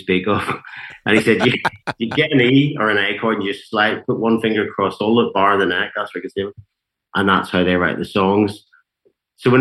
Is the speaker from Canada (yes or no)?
no; Ballyclare, Northern Ireland, United Kingdom; also born or lived in Antrim; they moved down the road to a farming town called Ballyclare, which is about 16 miles outside Belfast city centre, but the north of Ireland's not very big. So, you know, that was quite a big difference culturally. And that's where I grew up.